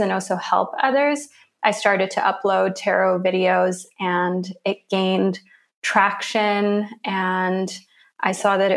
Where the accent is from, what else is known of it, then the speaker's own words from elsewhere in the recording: Switzerland; also born or lived in Lagos, Nigeria / Zurich / London; I was there for a few years, but we always kind of had another home here in Switzerland. And then I came to Switzerland full time when I was 7